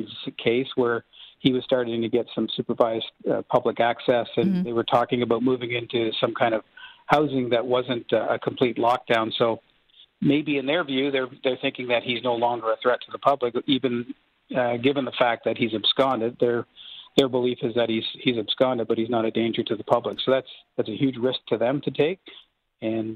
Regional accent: Durham Region, Ontario, Canada; I grew up in Durham Region

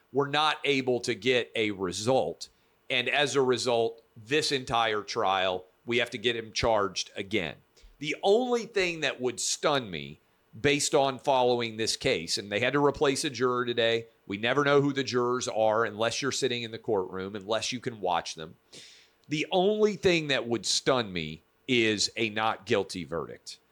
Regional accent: Nashville, Tennessee, United States; my hometown of Nashville

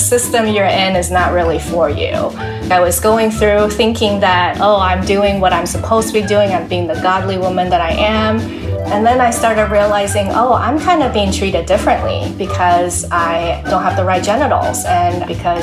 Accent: Taiwan; moved away as an adult; also born or lived in Wheaton College, Illinois; And I was born in Taiwan, born and raised in Taiwan

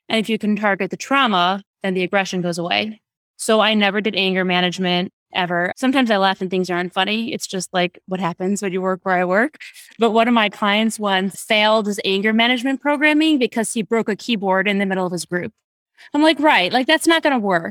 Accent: Detroit, Michigan, United States; I grew up in Detroit.

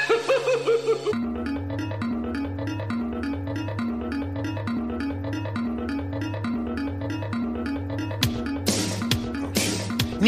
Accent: New York, United States; I'm from New York

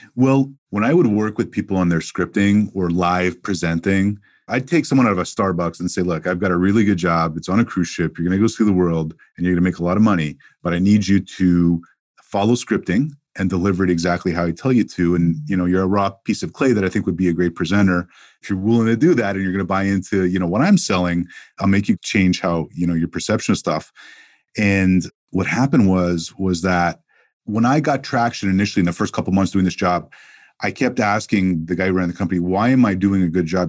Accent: Montreal, Quebec, Canada; moved away as an adult; also born or lived in Toronto; growing up in Montreal, Canada

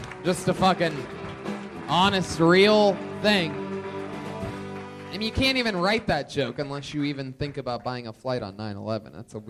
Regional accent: Ohio, United States; now in Los Angeles, United States; I'm originally from Ohio.

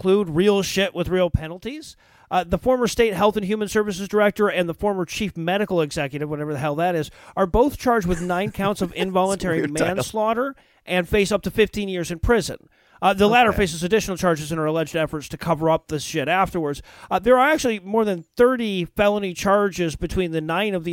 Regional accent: Detroit, Michigan, United States; I grew up in Detroit

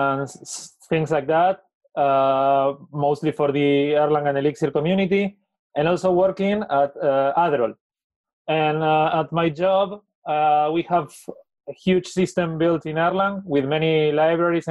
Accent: Argentina; from Argentina.

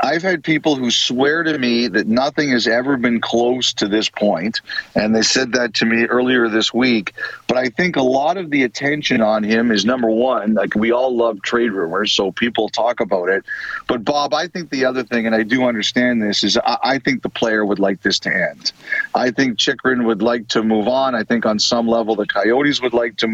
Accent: Toronto, Ontario, Canada; I grew up in Toronto.

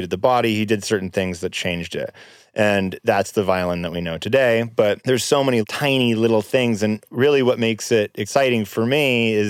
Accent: California, United States; I was from California and parents of Hollywood

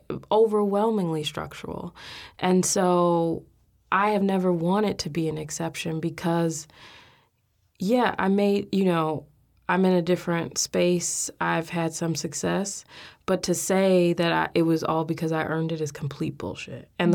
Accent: Chicago, Illinois, United States; I come from Inglewood in Chicago, and which is now mostly known for gang violence, as one of the poorest parts of the city. My family had lived there by the time I was born, had been in that house for almost 40 years.

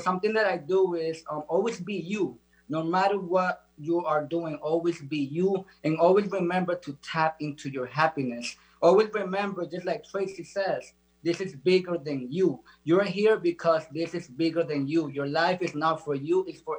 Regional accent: Dominican Republic; now in South Florida, United States; I'm located in South Florida. I'm originally from the Dominican Republic.

